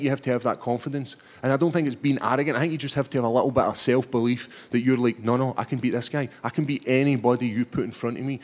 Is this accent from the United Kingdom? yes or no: yes; Scotland, United Kingdom; Scotland, my home country